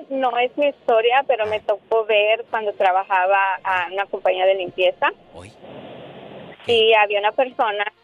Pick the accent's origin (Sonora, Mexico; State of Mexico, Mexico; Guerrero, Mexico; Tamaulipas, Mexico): Guerrero, Mexico; Acapulco; moved away; vamos al mar de Acapulco de mi tierra.